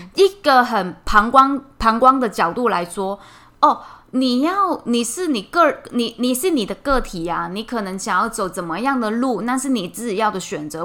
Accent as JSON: {"language": "Chinese", "country": "Hong Kong", "moved": "yes", "lives_now": "Taiwan", "said": "我是香港人"}